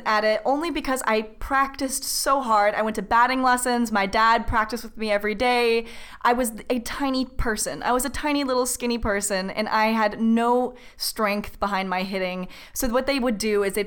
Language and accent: English; Orange County, California, United States; I was raised in Orange County, which is a nice, pleasant, suburban place to grow up.